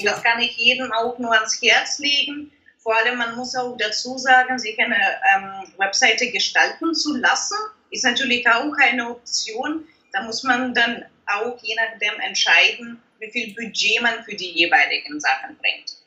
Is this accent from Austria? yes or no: no; Germany; bei uns in Deutschland